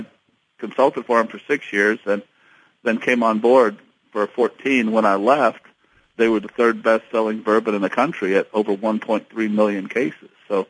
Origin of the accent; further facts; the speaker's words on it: Dayton, Ohio, United States; moved away as an adult; also born or lived in West Point, New York; now in Louisville, United States; I grew up just outside of Dayton, Ohio